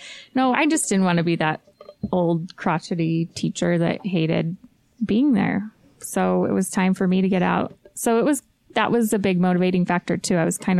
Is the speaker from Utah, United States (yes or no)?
yes; West Valley City, Utah, United States; also born or lived in Riverton, Utah; I was born in West Valley.